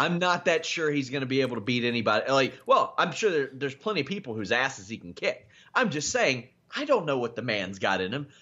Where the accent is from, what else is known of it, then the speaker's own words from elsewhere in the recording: Kentucky, United States; I'm from Kentucky